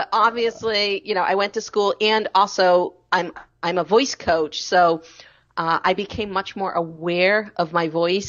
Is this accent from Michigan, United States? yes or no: no; Medford, Massachusetts, United States; Yeah, so I'm from Boston. I was born just north of the city. I grew up in Medford my entire life.